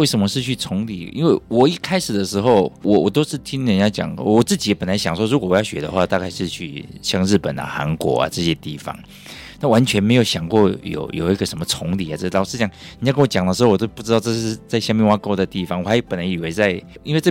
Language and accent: Chinese; Taiwan; also born or lived in Michigan, United States; 在我们台湾长大的小孩